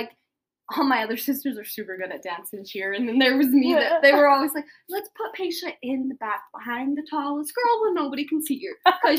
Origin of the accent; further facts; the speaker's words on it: Tooele, Utah, United States; also born or lived in Salt Lake City, Utah; But I was raised in Tooele, Utah. I was born in Salt Lake, but my parents lived in Tooele.